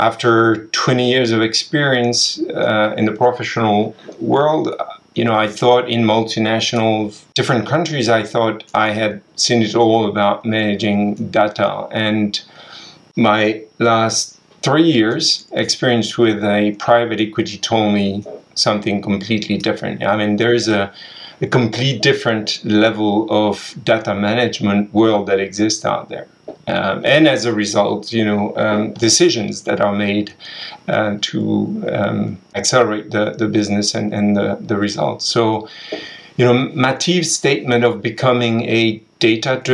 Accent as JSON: {"language": "English", "country": "France", "also_born_or_lived": "Asia", "moved": "yes", "said": "I'm French"}